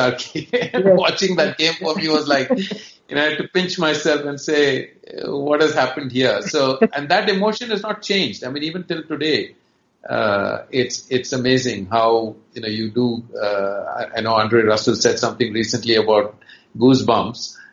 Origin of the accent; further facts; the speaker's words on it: Chennai, Tamil Nadu, India; moved away; also born or lived in Karnataka; although I'm from Karnataka originally, I actually grew up in Chennai